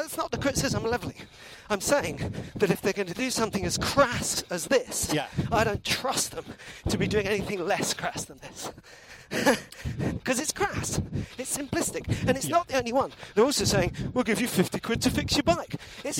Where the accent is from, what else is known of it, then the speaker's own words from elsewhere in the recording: United Kingdom; I'm a British person.